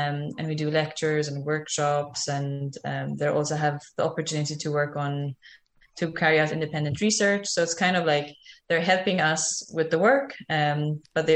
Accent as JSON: {"language": "English", "country": "Malta", "moved": "as an adult", "lives_now": "Costa Rica", "said": "I'm from Malta, which is a very tiny island in the Mediterranean"}